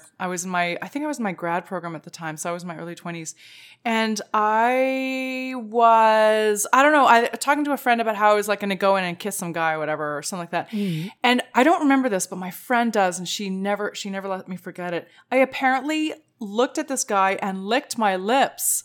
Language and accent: English; Canada; there's a lot of us Canadians who will play hockey out in the road